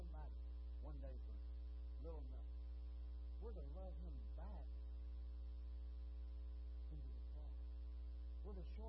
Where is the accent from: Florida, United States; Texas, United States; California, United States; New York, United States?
Texas, United States; I've been Texan all my life